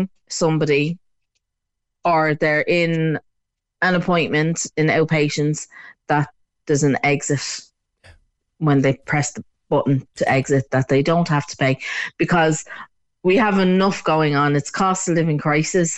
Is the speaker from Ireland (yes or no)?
yes; Dublin, Leinster, Ireland; moved away; I'm actually originally from Crumlin, which is right around the corner from the hospital